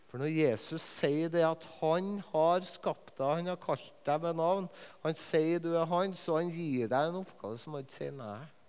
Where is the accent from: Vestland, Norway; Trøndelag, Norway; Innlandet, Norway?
Trøndelag, Norway; Levanger; på Levanger, der jeg er fra